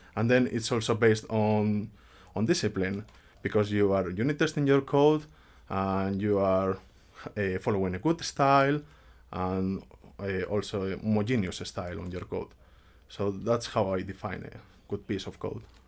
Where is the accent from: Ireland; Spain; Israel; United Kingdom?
Spain; moved away as an adult; now in Finland; I come from Spain. I have been living in Finland for almost six years already.